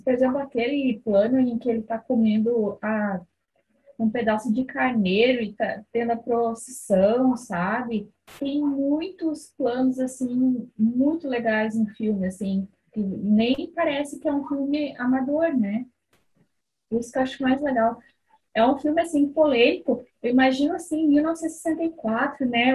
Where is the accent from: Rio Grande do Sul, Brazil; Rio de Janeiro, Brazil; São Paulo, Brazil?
Rio Grande do Sul, Brazil; interior of; Eu sou do interior do Rio Grande do Sul